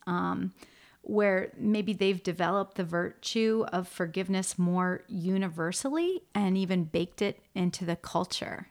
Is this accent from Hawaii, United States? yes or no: no; Shaker Heights, Ohio, United States; I grew up in Shaker Heights.